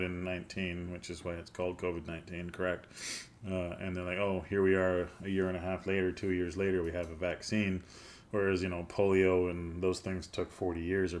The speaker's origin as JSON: {"language": "English", "country": "Canada", "said": "I'm Canadian"}